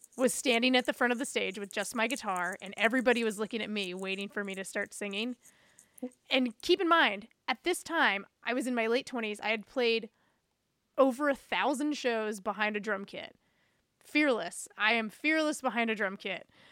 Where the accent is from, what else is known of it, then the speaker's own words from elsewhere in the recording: New Bern, North Carolina, United States; moved away as an adult; now in Chicago, United States; my hometown in Newbern, North Carolina.